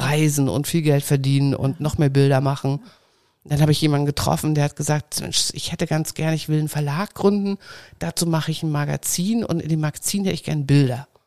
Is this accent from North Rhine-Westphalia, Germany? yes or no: no; Saxony, Germany; ich bin geboren in Sachsen